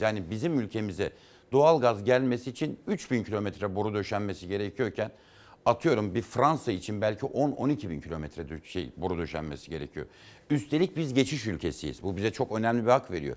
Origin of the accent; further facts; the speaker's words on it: Erzurum, Turkey; moved away as an adult; also born or lived in Erzincan / Kars / Ankara; Erzincan'da doğduk. Sonra Erzurum'a tayini çıktı babamın. İşte ben üniversiteyi kazandığımda ilk kez batı tarafına geçtim.